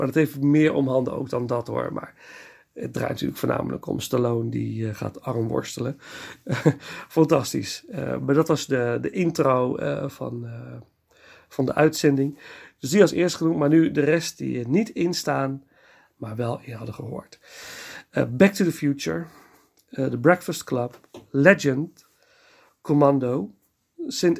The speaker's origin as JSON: {"language": "Dutch", "town": "Nijmegen", "region": "Gelderland", "country": "Netherlands", "tie": "born or raised there", "moved": "yes", "said": "in een van de bioscopen in Nijmegen, waar ik ben geboren"}